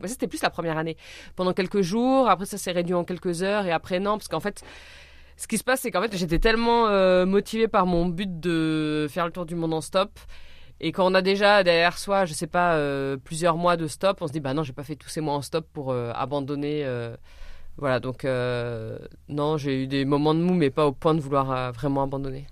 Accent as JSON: {"language": "French", "town": "Orléans", "region": "Centre-Val de Loire", "country": "France", "tie": "born or raised there", "said": "je suis partie d'Orléans, qui est ma ville natale"}